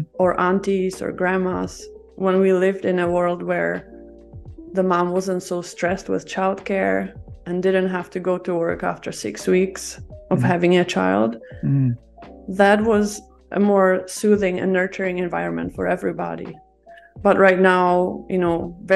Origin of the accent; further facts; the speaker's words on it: Czechia; moved away as an adult; now in Vancouver, Canada; I'm originally from Czech Republic, and my family is from Greece.